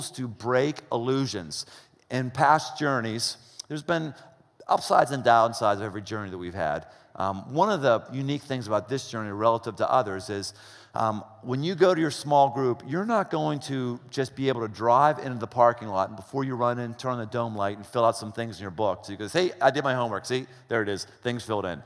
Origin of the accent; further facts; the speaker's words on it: United States